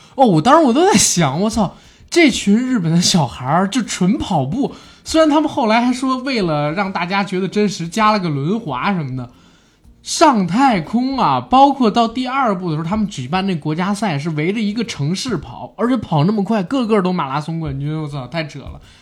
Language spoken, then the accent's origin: Chinese; China; 我们中国人